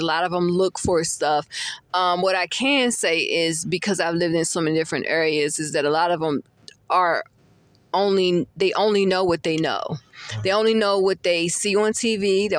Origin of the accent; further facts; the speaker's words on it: Virginia, United States; also born or lived in California / Maryland / Florida; I'm originally from Virginia, so I've always been around multicultural, you know, people.